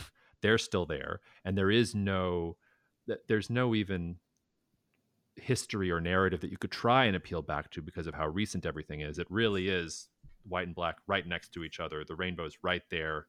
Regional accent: Atlanta, Georgia, United States; I grew up in Atlanta

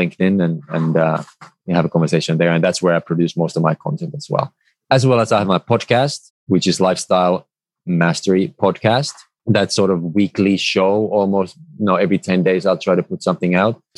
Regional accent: Finland; moved away; I come originally from Finland

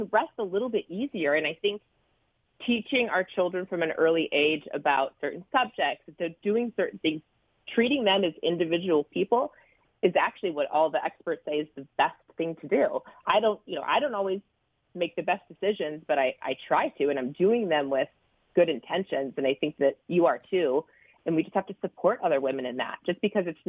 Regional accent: Midwest, United States; we grew up in the Midwest

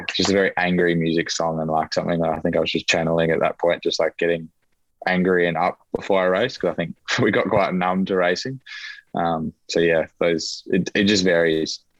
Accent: Queensland, Australia; growing up in Queensland, probably don't have it as much in a Tasmanian sense, but you grow up a lot with NRL

